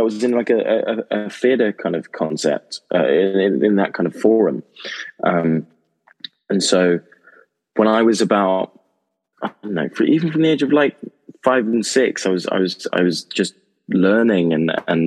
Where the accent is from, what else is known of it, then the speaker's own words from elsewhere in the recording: Oxfordshire, South East England, United Kingdom; I grew up in Oxfordshire in England